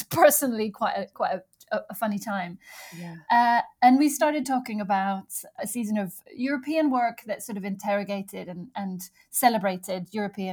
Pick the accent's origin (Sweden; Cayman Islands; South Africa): Sweden; moved away as an adult; now in United Kingdom; I come from Sweden and I came to the UK to go to drama school in 1999.